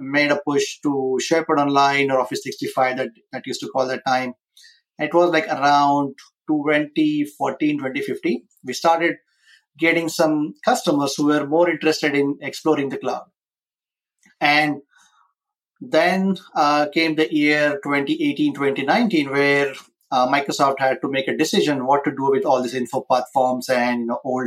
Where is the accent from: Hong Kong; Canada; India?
India; moved away as an adult; now in United States; I was born and raised in India